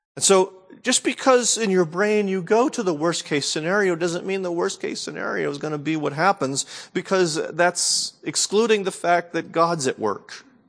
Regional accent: New England, United States; growing up in New England

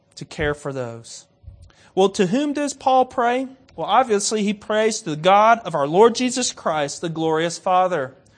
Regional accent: United States; I'm American.

